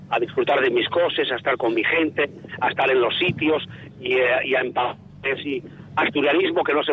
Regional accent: Mieres, Asturias, Spain; now in Oviedo, Spain; yo soy de Mieres, vivo en Oviedo, tengo el terreno un morfín y soy un playo adoptado

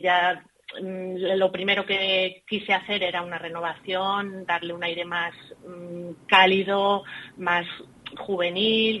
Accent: Salamanca, Castile and León, Spain; born or raised there; moved away as an adult; also born or lived in Ireland / Plasencia / Alba de Tormes

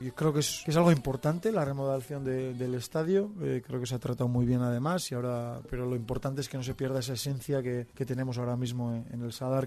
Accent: Berriatua, Basque Country, Spain; moved away; fiestas de mi pueblo, de ah, Berriatúa

